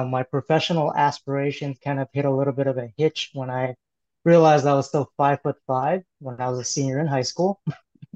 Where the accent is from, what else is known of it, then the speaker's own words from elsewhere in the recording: Oakland, California, United States; I grew up in Oakland, California